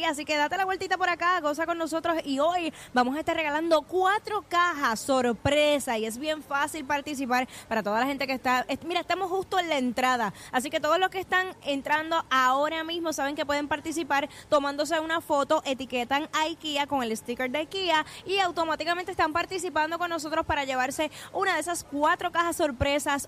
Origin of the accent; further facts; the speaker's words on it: Caguas, Puerto Rico; Mi pueblo, mi eh, pueblo, eh, eh, ahí Caguas, Puerto Rico, to the world.